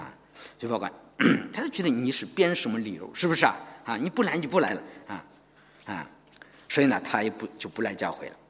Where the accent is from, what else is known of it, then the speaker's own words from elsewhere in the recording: China; 我们中国人常常是我们日久啊见真情，是吧？